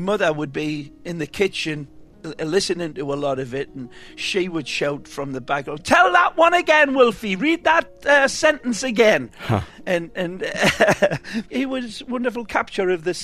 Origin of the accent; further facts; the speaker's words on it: Hexham, North East England, United Kingdom; moved away as an adult; also born or lived in Newcastle, England; now in Miami, United States; I was born in Newcastle, England. Actually, to be more definitive, Hexham, England